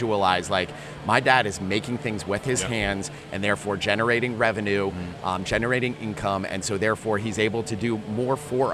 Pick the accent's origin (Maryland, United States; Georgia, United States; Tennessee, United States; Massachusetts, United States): Maryland, United States; Chevy Chase; I grew up in Chevy Chase, Maryland.